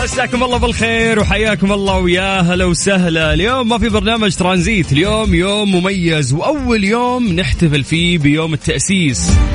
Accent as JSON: {"language": "Arabic", "country": "Saudi Arabia", "said": "كلنا كسعوديين"}